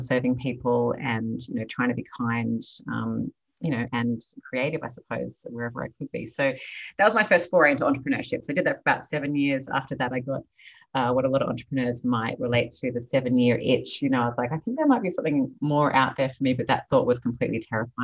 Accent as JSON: {"language": "English", "town": "Sydney", "region": "New South Wales", "country": "Australia", "tie": "born or raised there", "moved": "as an adult", "lives_now": "Los Angeles, United States", "said": "I am Australian, originally born and raised in Sydney, Australia. I now live in California"}